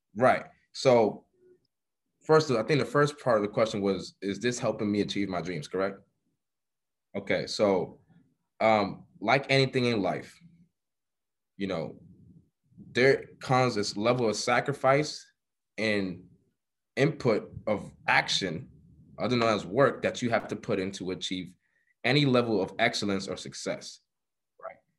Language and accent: English; New York City, New York, United States; born and raised in Harlem, New York